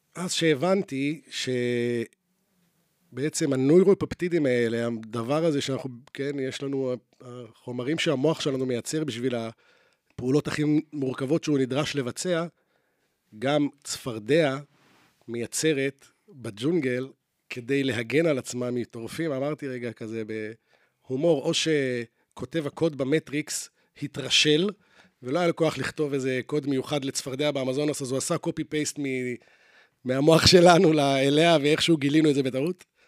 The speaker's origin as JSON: {"language": "Hebrew", "town": "Jerusalem", "region": "Jerusalem District", "country": "Israel", "tie": "born or raised there", "moved": "yes", "lives_now": "Tel Aviv, Israel", "said": "בתור ילד שגדל בירושלים, ואז עבר לתל אביב"}